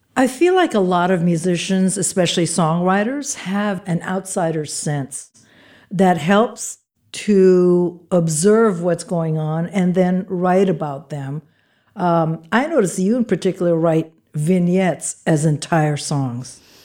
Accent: Philippines; I'm from the Philippines

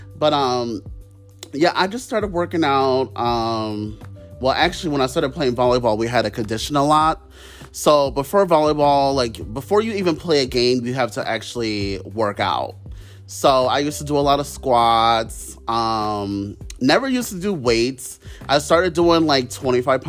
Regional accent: Ohio, United States; I'm from Ohio

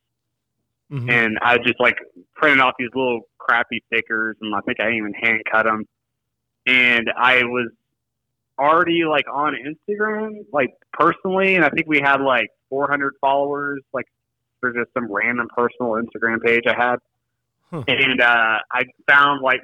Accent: Nashville, Tennessee, United States; moved away as an adult; also born or lived in Grand Rapids, Michigan; now in Springfield, United States; I grew up in Nashville, Tennessee, and, you know, went to college there

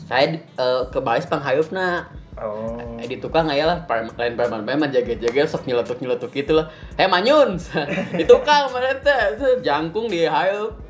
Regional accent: West Java, Indonesia; Di sana kan saya orang Sunda oge nya.

